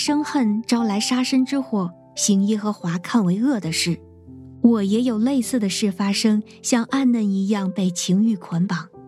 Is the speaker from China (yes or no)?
yes; Hebei, China; 我来自河北，生长在农村，家里是聚会点，信徒约有二十几个人。